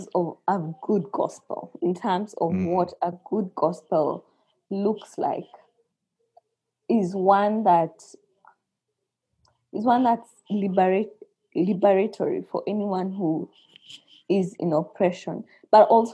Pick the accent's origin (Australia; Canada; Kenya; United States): Kenya; for us in Kenya